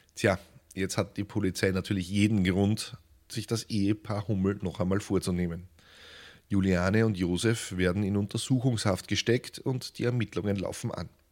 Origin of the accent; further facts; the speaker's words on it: Lower Austria, Austria; einem ungebildeten Barbaren aus Niederösterreich